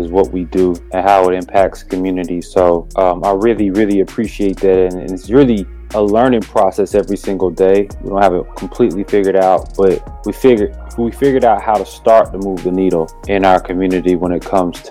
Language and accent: English; Durham, North Carolina, United States; I'm from Durham, North Carolina